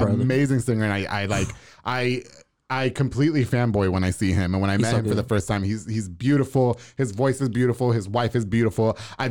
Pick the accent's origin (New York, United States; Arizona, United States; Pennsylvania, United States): New York, United States; Long Island; I'm from Long Island.